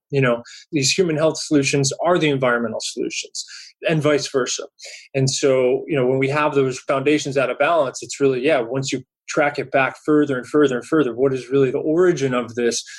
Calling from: California, United States; I'm calling from California today

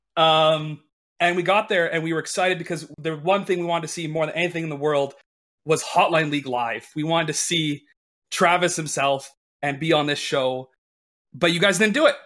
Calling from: Winnipeg, Manitoba, Canada; I'm calling from, uh, Winnipeg, Manitoba, Canada

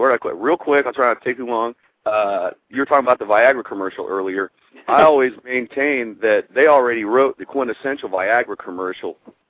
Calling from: Columbus, Ohio, United States; Columbus, Ohio.

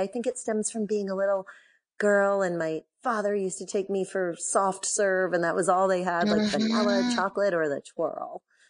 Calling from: New Haven, Connecticut, United States; I'm in New Haven, Connecticut.

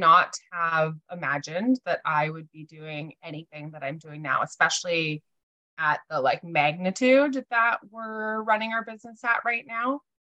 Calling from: Victoria, British Columbia, Canada; I am calling in from Victoria, BC.

